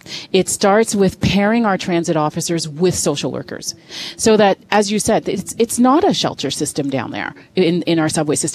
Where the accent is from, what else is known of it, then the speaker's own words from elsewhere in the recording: Toronto, Ontario, Canada; I'm a kid from Scarborough.